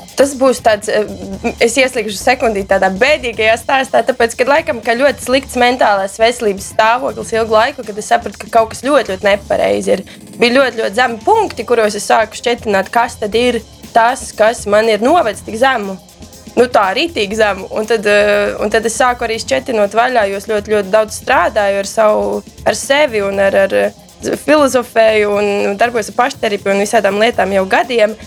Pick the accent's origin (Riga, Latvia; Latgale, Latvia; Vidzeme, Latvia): Riga, Latvia; es nāku no Rīgas